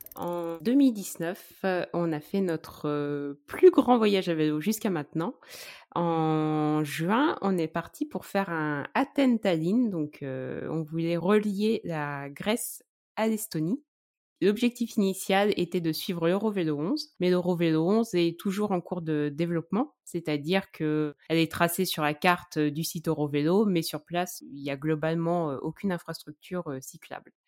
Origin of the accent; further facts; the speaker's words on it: Charente, near Angoulême, Nouvelle-Aquitaine, France; Je viens de Charente, un petit village près d'Angoulême